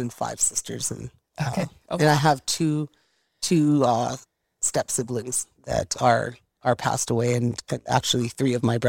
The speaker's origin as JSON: {"language": "English", "town": "Fort St. John", "region": "British Columbia", "country": "Canada", "tie": "born or raised there", "said": "It was, you know what, growing up in Fort St. John that way, you know, I just give so much credit to my mom and dad for their hard work to give us that kind of life."}